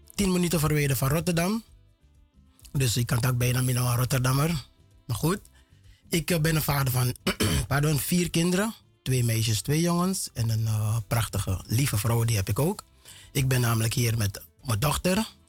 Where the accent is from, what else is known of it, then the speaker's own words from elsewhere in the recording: Paramaribo, Paramaribo District, Suriname; moved away as an adult; also born or lived in Lelydorp; now in Netherlands; Ik ben Geboren getogen Surinamer